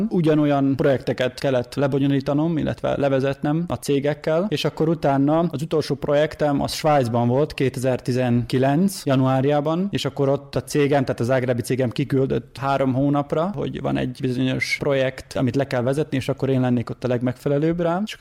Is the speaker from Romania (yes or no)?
no; Mužlja, Vojvodina, Serbia; moved away as an adult; also born or lived in Zrenjanin / Zagreb; Muzslai származású vagyok